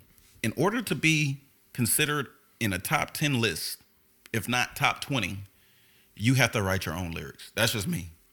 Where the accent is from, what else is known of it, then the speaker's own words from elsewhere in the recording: the South, United States; And, you know, I was raised in the South, you know what I'm saying?